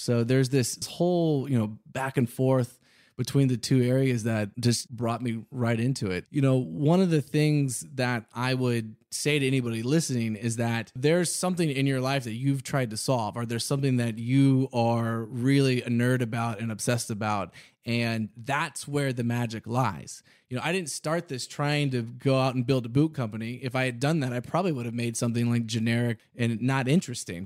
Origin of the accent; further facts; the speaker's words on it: Houston, Texas, United States; also born or lived in Austin; growing up in Texas, of course, I wore cowboy boots.